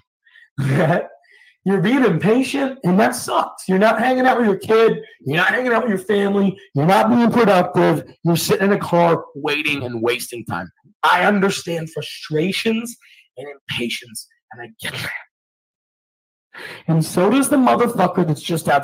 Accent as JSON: {"language": "English", "region": "Scotland", "country": "United Kingdom", "moved": "yes", "lives_now": "Atlanta, United States", "said": "Previous to the United States, I'm from Scotland"}